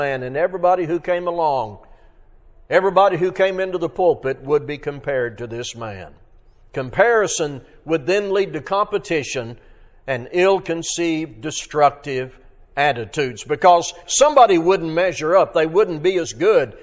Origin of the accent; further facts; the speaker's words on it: Arkansas, United States; growing up in Arkansas